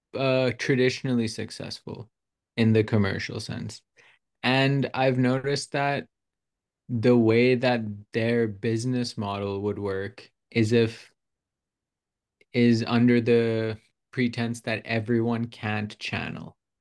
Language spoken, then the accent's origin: English; Pakistan; also born or lived in United States; now in Arizona, United States; I was born here, but I was raised in Pakistan